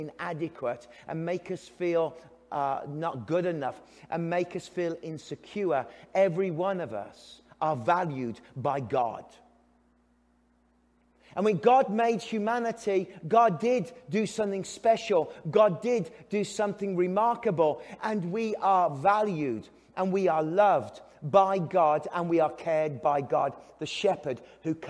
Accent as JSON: {"language": "English", "region": "England", "country": "United Kingdom", "moved": "yes", "lives_now": "Canada", "said": "I'm English"}